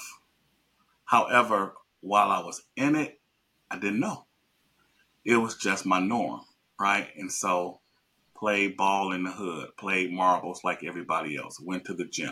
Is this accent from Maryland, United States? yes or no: no; Chicago, Illinois, United States; I grew up in Chicago on the West Side.